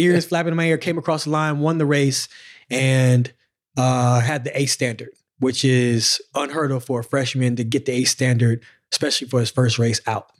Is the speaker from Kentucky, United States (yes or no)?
no; Pensacola, Florida, United States; moved away as an adult; also born or lived in Tennessee; we in Pensacola